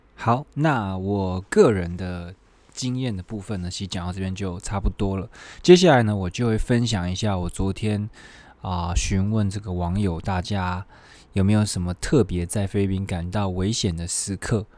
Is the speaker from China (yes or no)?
no; Taiwan; moved away; 我们台湾人